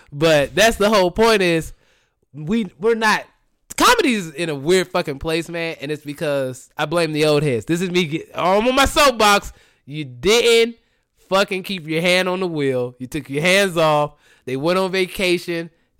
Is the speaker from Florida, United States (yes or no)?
yes; Jacksonville, Florida, United States; now in Los Angeles, United States; I'm from Jacksonville, Florida, in Los Angeles.